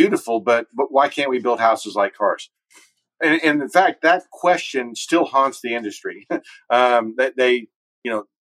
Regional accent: Dallas, Texas, United States; also born or lived in Boston; I'm from Texas. My wife's from Fort Worth. I was from Dallas

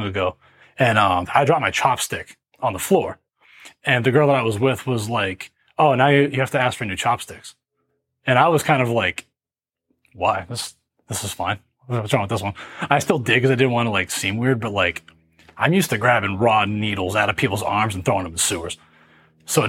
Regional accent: Gloucester, Massachusetts, United States; also born or lived in Salem, Massachusetts; I was raised in the Riverdale Park public housing developments, which is the projects just north of Boston. The projects themselves are in Gloucester, Massachusetts

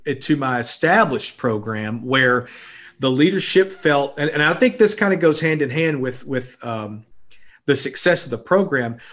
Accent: Blytheville, Arkansas, United States; I grew up in Blytheville, Arkansas

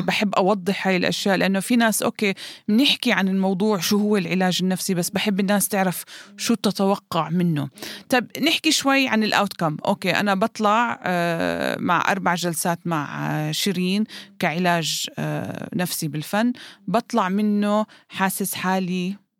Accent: Jordan; عندنا بالأردن

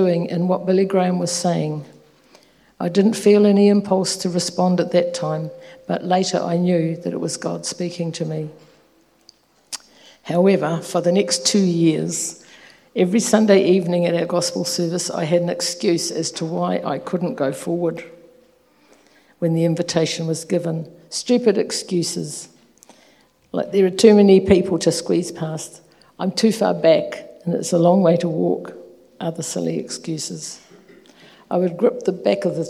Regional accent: Nelson, New Zealand; also born or lived in Whanganui; I was born in Whanganui, the birthplace of my father, and my mother's roots are in Nelson. Our family moved there when I was 4 years old, and I spent my childhood and teenage years there.

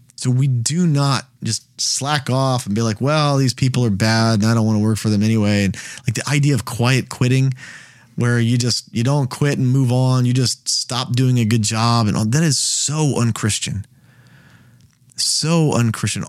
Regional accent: United States; as an American

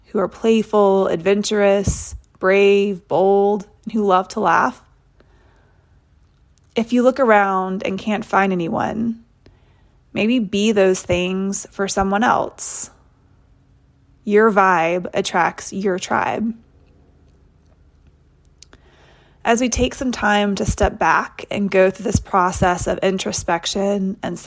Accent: Nashville, Tennessee, United States; also born or lived in Oxford, Mississippi; I'm from Nashville and went to school at Ole Miss, the University of Mississippi.

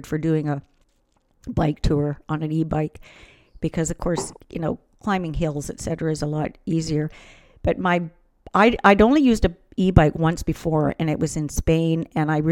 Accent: Vancouver, British Columbia, Canada; we're from Vancouver

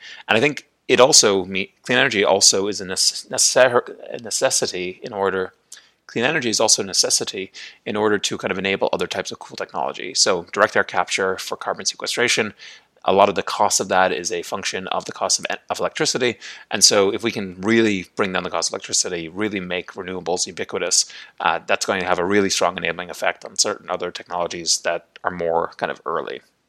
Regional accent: Ireland; also born or lived in United States; now in Puerto Vallarta, Mexico; I'm originally from Ireland, have lived in the United States on and off for most of my life, but have actually been in a pretty protracted green card application process for the last 3 years.

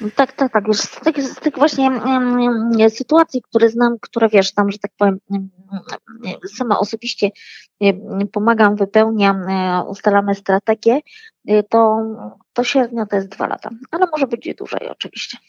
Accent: Poland; now in France; urodziliśmy się w Polsce

